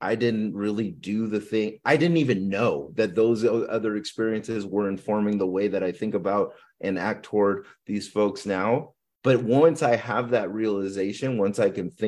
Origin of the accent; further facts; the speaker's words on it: Philippines; I'm Filipino.